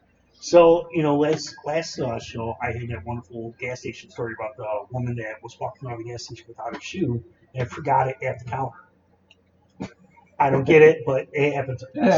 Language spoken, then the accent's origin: English; Canada; We're Canadian, bro